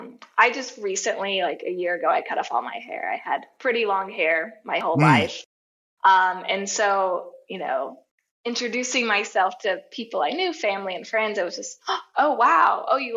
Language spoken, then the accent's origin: English; the South, United States; like the United States growing up in the South, not the best place to be queer, not the most accepting.